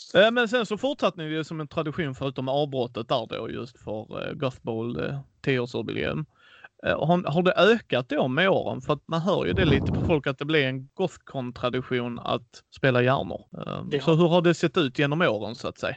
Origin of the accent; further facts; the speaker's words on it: Skåne, Sweden; Jag är själv Skånepåge och bott här hela mitt liv